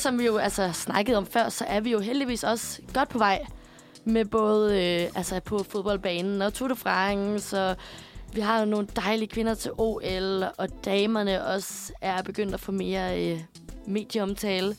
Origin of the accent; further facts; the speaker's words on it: Aarhus, Central Denmark Region, Denmark; jeg er fra Aarhus og kæmpe A G F-fan